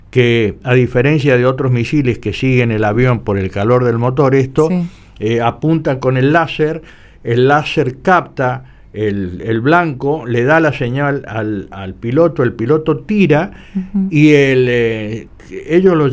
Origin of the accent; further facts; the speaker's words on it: Argentina; como todo argentino siente el orgullo porque ellos están reconociendo el valor de, de, eso.